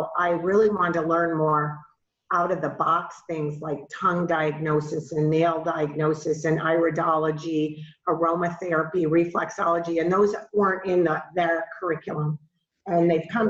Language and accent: English; outside of Buffalo, New York, United States; moved away as an adult; also born or lived in Georgia / Florida; I grew up outside of Buffalo, New York, in a small town